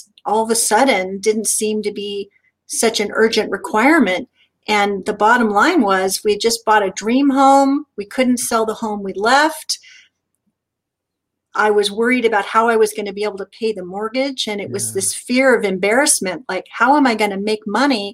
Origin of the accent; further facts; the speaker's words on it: Southern California, United States; as a kid growing up in Southern California